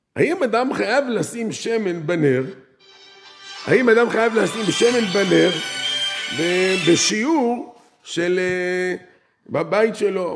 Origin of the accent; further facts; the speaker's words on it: Netanya, Central District, Israel; אני גדלתי בעיר נתניה